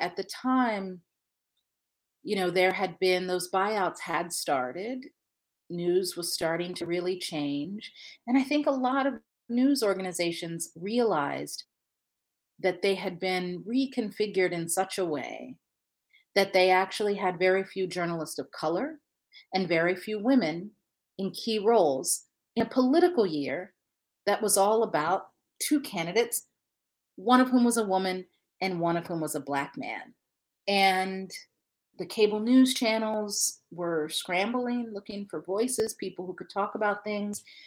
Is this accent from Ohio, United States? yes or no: yes; Ohio, United States; now in Michigan, United States; I'm, I'm based in Michigan, and I'm from Ohio.